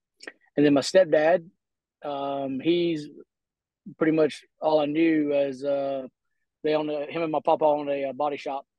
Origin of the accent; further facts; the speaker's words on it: Summit, Mississippi, United States; also born or lived in Jackson, Mississippi / Pensacola, Florida; And I was raised here in Summit, Mississippi, pretty much my whole life. Raised right here, went to school where my kids go to school and have graduated. And so we all stay right here in a small town in Mississippi.